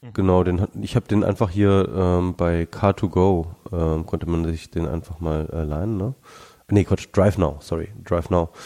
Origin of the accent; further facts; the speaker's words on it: Germany; now in Berlin, Germany; hier bei uns in Deutschland